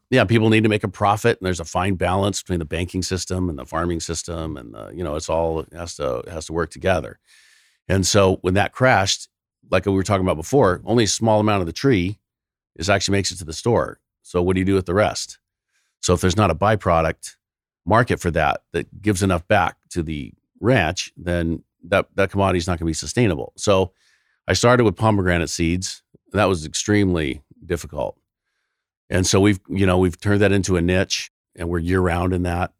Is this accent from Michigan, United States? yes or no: no; California, United States